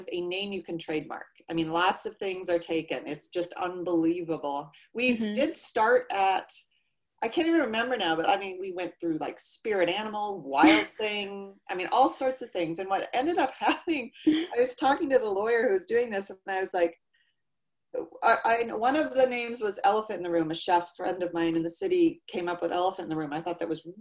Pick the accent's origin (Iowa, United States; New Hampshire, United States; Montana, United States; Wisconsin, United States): Iowa, United States; I was raised in Iowa and grew up with horses